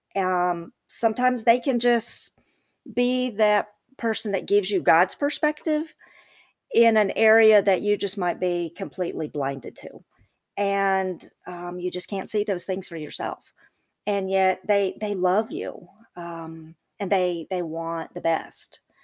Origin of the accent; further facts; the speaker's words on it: the South, United States; I'm from the South and I, I'm not gonna talk slow like my people from the South, I talk fast